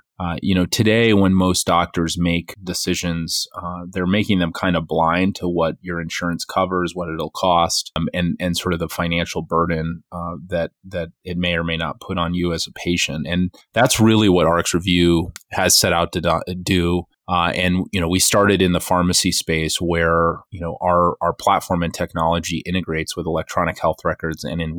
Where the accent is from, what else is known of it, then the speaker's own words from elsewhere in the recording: Western Massachusetts, United States; also born or lived in Boston; I'm, was born and raised in Western Massachusetts and went to college in Boston for electrical engineering